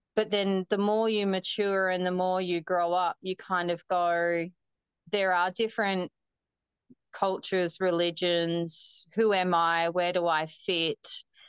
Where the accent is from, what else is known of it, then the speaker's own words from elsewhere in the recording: Humpty Doo, Northern Territory, Australia; also born or lived in Darwin; I was born in Darwin, and I the the same doctor that delivered me actually delivered my cousins, my dad, and my uncles and auntie. So a little small town. Um, I grew up on a farm actually outside of Darwin, called um, a suburb called Humpty Doo